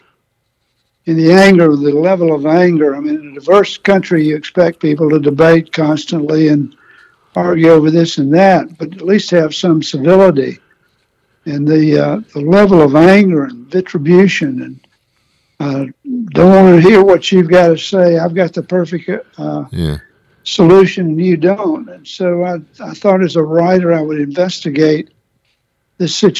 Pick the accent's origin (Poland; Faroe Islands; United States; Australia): United States; Athens, Georgia; also born or lived in New York; I'm from Atlanta, Athens, Georgia. So I've lived the Southern life all of my life almost